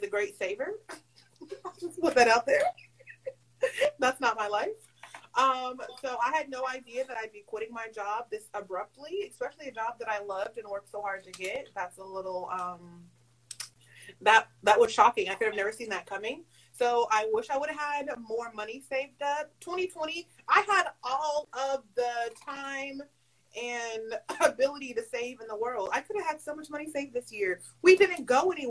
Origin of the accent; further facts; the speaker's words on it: Charleston, South Carolina, United States; I am from Charleston, South Carolina